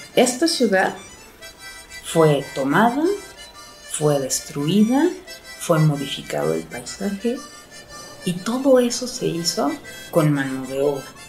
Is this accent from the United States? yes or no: yes; California, United States; moved away as an adult; now in Mexico City, Mexico; crecí mi infancia en un pueblo chiquito en California